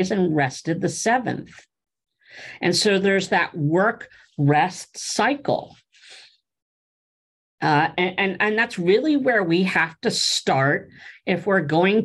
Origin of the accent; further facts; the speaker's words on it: Pennsylvania, United States; moved away; I grew up back east in Pennsylvania, and we would cut firewood